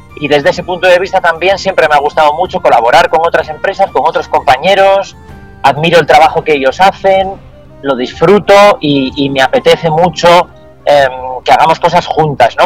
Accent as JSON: {"language": "Spanish", "region": "Asturias", "country": "Spain", "also_born_or_lived": "Valoria, Valladolid", "moved": "yes", "lives_now": "Valladolid, Spain", "said": "soy asturiano y siempre estoy pensando en, volver a Asturias, en regresar"}